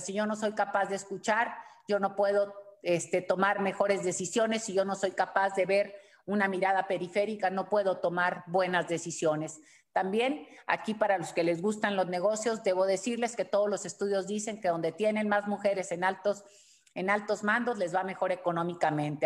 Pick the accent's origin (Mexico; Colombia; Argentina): Mexico